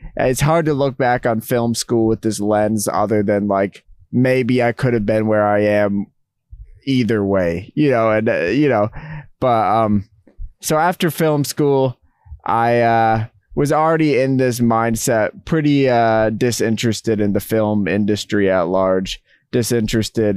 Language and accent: English; Massachusetts, United States; moved back home to Massachusetts, where Trent, who I know from high school